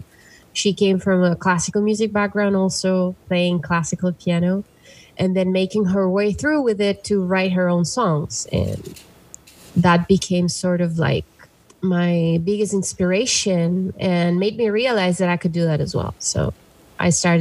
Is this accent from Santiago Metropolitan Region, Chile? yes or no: no; Valdivia, Los Ríos, Chile; also born or lived in Passaic, New Jersey; now in New York City, United States; we went back to the city where my parents met, that it's in the south of Chile, is Valdivia